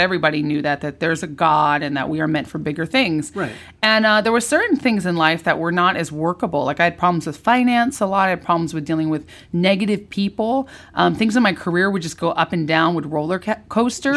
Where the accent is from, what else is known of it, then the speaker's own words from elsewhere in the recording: California, United States; moved away as an adult; also born or lived in Orange County / Napa Valley / Santa Barbara / Los Angeles; I'm a New Yorker, but I was born and raised in in California.